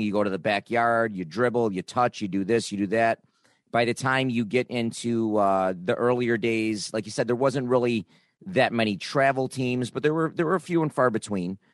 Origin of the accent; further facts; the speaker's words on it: Niagara Falls, New York, United States; I grew up in Niagara Falls